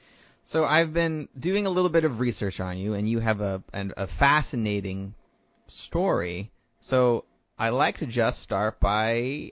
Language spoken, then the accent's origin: English; South Bend, Indiana, United States; I grew up in Northern Indiana, in South Bend. So I'm very familiar with the lower western part of Michigan.